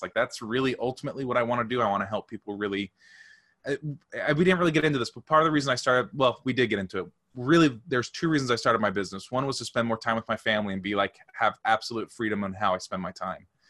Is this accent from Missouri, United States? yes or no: yes; St. Louis, Missouri, United States; I'm from Saint Louis